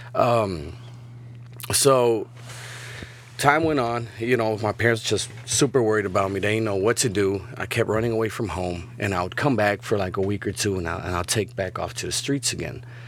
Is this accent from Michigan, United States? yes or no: no; Chicago, Illinois, United States; now in Laredo, United States; I'm from Chicago